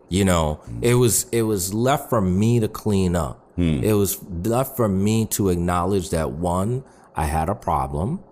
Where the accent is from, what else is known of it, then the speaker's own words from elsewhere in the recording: New York City, New York, United States; I grew up in New York City